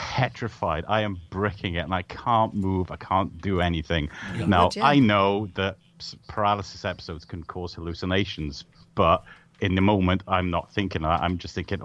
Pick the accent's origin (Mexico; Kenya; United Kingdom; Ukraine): United Kingdom; Wales; moved away as an adult; I moved from Wales